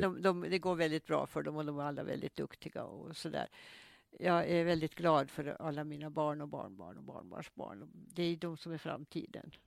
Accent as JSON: {"language": "Swedish", "country": "Åland Islands", "tie": "born or raised there", "also_born_or_lived": "Mariehamn", "said": "Statabyggnaden på Kastrineholms kungsgård där jag är född"}